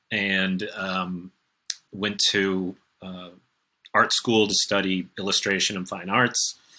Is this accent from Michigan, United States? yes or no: yes; Detroit, Michigan, United States; moved away; also born or lived in Ohio; I'm from the Detroit area.